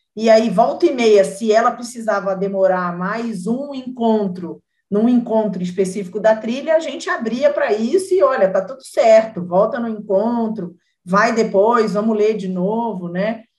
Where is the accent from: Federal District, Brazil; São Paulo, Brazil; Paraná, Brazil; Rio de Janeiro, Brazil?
Rio de Janeiro, Brazil; eu sou carioca também